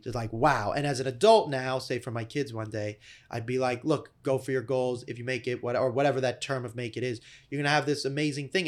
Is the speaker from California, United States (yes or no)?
yes; Malibu, California, United States; I'm from Malibu, California.